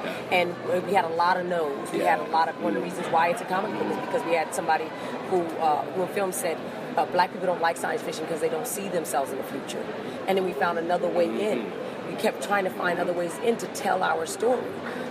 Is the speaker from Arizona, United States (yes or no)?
yes; Arizona, United States; I'm from Arizona, but I met people from who were German and Navajo and Hopi and Mexican and all these types of things living right next to each other.